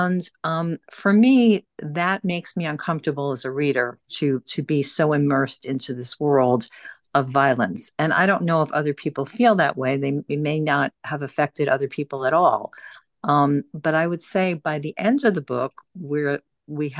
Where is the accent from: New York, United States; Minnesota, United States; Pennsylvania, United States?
New York, United States; Long Island; I grew up in Long Island, which is outside of New York City